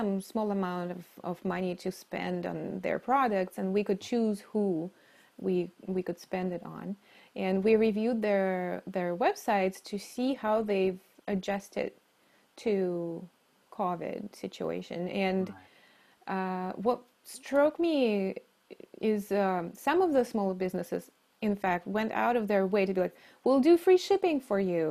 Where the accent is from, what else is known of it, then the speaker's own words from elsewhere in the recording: Novosibirsk, Novosibirsk Oblast, Russia; moved away; I grew up in the middle of Russia, which technically is Siberia. In the town called Novosibirsk